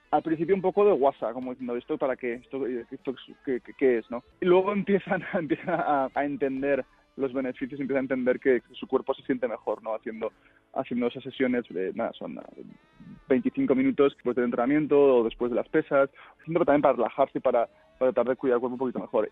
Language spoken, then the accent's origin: Spanish; Zaragoza, Aragon, Spain; moved away as an adult; now in Spokane, United States; Yo soy de Zaragoza, eh, nacido y crecido y vivido en Zaragoza.